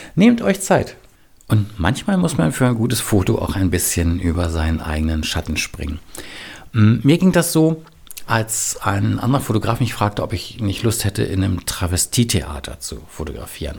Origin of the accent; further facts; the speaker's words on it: Berlin, Germany; ich bin im Westberlin aufgewachsen mit einer Mauer drumherum.